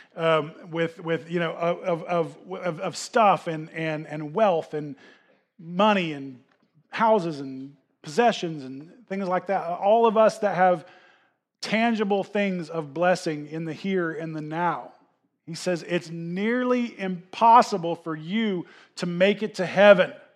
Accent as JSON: {"language": "English", "country": "United States", "said": "we as, especially as American Christians"}